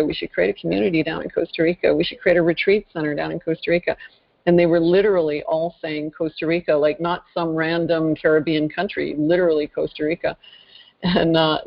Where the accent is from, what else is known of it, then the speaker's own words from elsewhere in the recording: northern Ontario, Canada; I originally hail from northern Canada, actually, northern Ontario to be precise. In fact, I grew up in a pretty rural setting.